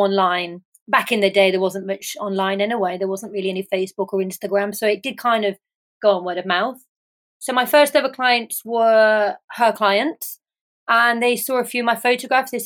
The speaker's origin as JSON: {"language": "English", "region": "England", "country": "United Kingdom", "moved": "yes", "lives_now": "Ibiza, Spain", "said": "I am an English photographer living and based in Ibiza"}